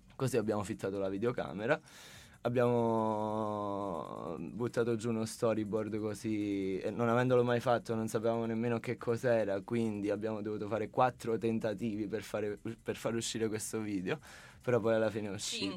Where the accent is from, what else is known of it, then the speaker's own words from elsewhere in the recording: a town near Sala Consilina, Campania, Italy; del mio paese, diciamo, di un paese vicino al mio, che è Sala Consilina